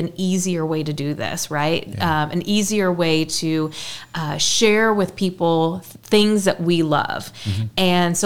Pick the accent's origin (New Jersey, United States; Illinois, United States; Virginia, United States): Illinois, United States; Newton; moved away as an adult; now in Southern Illinois, United States; I'm from the Effingham area, a little town called Newton